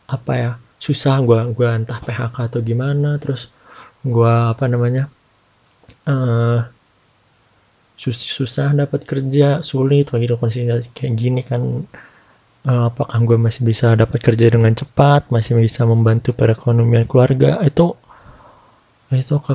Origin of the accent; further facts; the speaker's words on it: Jakarta, Indonesia; ini gue kan eh, orang Jakarta buat yang orang Jakarta kan tahu dulu itu Jakarta PSBB-nya strict lah ketat